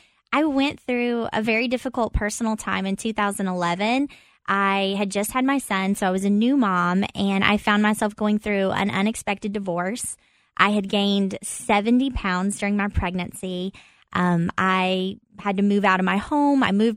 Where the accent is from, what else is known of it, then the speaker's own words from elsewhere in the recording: Corbin, Kentucky, United States; Well, yeah, it's a small town, and it was life growing up was true to that, like a small town feel.